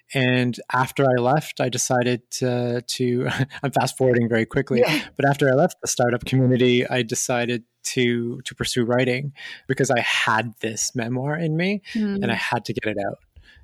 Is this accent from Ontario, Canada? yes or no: no; Montreal, Quebec, Canada; I'm from Montreal, Canada originally, and raised throughout in a couple of different cities in Canada.